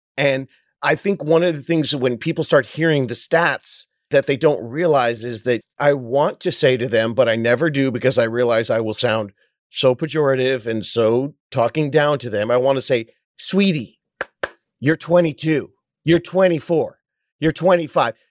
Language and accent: English; Orange County, California, United States; also born or lived in Hollywood, California; When I moved home from Hollywood back down to my beach town in Orange County, California